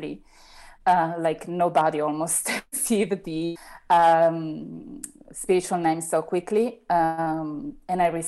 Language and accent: English; Italy; English is a second language; also born or lived in Rome; I was the only Italian in that specific moment